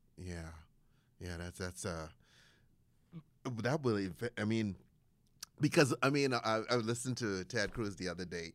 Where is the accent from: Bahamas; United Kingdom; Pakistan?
Bahamas; now in United States; I was born in the Bahamas